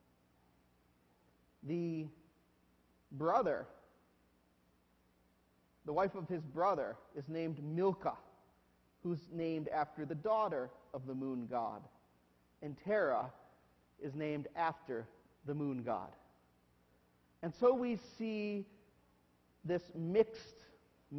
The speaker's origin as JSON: {"language": "English", "country": "United States", "said": "as modern day Americans"}